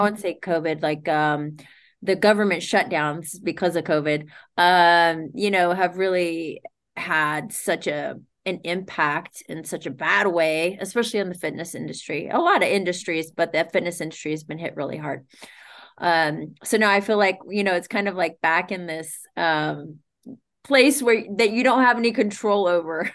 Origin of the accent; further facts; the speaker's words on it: Sacramento, California, United States; moved away as an adult; now in Santa Monica, United States; I'm born and raised in Sacramento, Sac Town.